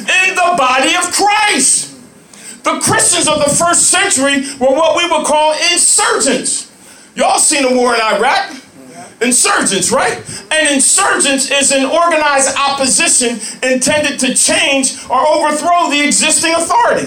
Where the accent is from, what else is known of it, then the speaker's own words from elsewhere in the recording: Lawrenceville, New Jersey, United States; moved away as an adult; also born or lived in Atlanta, Georgia; I grew up in Lawrenceville, New Jersey.